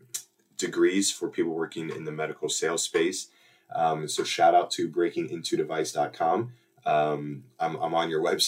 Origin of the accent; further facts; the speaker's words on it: Warsaw, Indiana, United States; Growing up in Warsaw, Indiana, like I mentioned, orthopedic capital